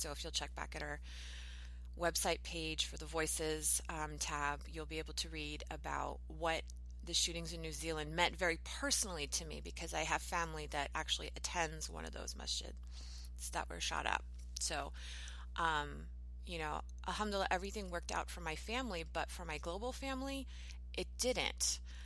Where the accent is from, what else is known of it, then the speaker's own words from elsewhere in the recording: United States; I'm an American